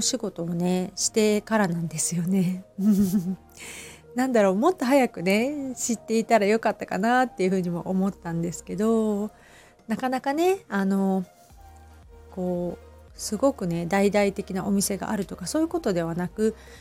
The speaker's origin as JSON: {"language": "Japanese", "town": "Hamamatsu", "region": "Shizuoka", "country": "Japan", "tie": "born or raised there", "moved": "yes", "lives_now": "Kamakura, Japan", "said": "私はね浜松出身"}